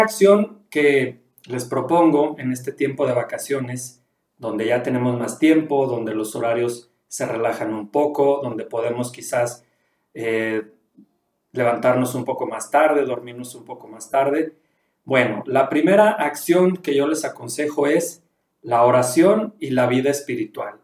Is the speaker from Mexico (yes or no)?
yes; León, Guanajuato, Mexico; now in Durango, Mexico; yo vivo en Durango, soy originario de León, Guanajuato